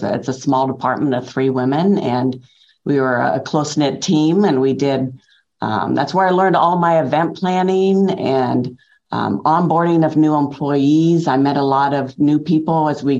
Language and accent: English; Iowa, United States; moved away as an adult; now in Peoria, United States; I'm actually from Iowa, and my husband's job brought us to Illinois about 30 years ago